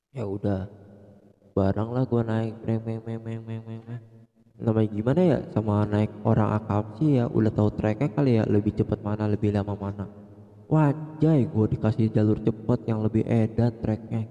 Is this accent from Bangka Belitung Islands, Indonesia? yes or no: no; Bogor, West Java, Indonesia; gue dari Bogor